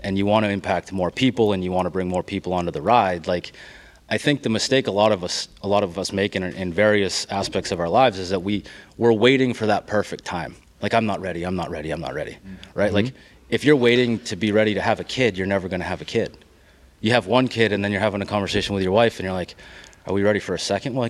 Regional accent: Maine, United States; moved away; I'm a transplant. Like, I came from Maine.

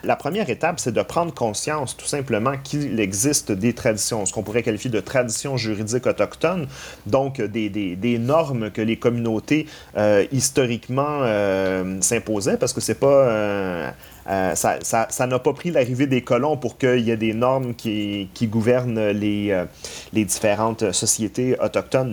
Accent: Quebec, Canada; nous-mêmes en tant que Québécois

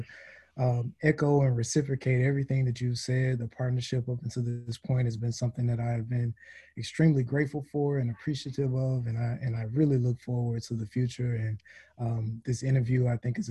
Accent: Jackson, Mississippi, United States; also born or lived in Vicksburg, Mississippi / Clinton, Mississippi; now in Oxford, United States; I am from Mississippi, born and raised in the Jackson area, born in Vicksburg, spent some time in Jackson until about middle school, then moved to Clinton, Mississippi, graduated from Clinton.

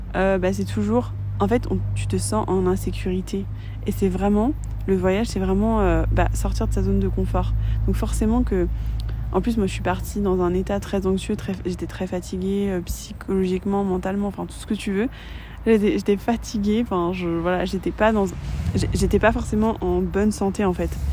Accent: France

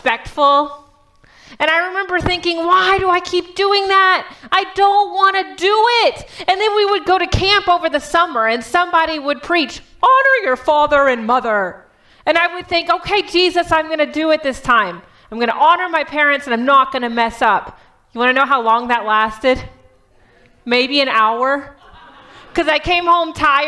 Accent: Texas, United States; now in Michigan, United States; I'm from Texas

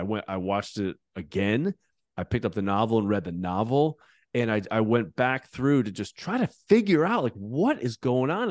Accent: United States; as an American evangelical

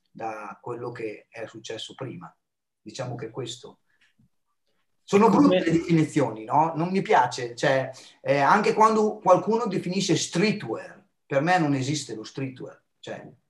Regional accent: United States; Poi ho avuto la fortuna di vivere la mia infanzia negli Stati Uniti, no? perché una parte della mia famiglia vive ancora a Filadelfia e quindi ho assunto la loro cultura

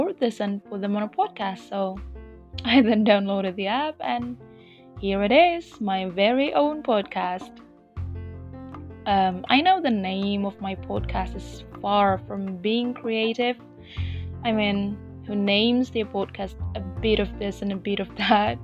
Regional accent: Indonesia; first language Indonesian; English is a second language; I will mostly speak in English and sometimes in Bahasa Indonesia as well, my native language

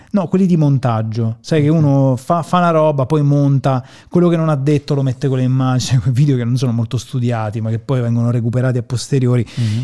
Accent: Termoli, Molise, Italy; non da milanese, da termolese

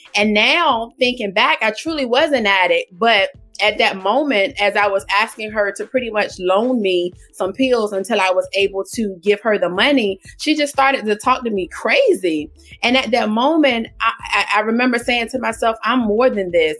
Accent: Portsmouth, Virginia, United States; now in Suffolk, United States; I am from Portsmouth, Virginia. Born and raised in Portsmouth, Virginia, I now reside in Suffolk, Virginia

